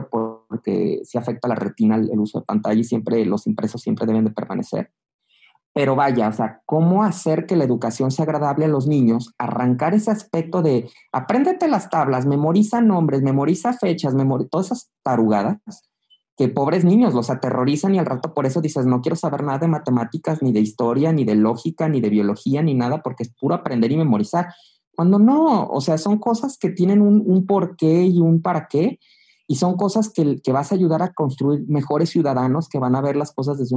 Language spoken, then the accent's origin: Spanish; Mexico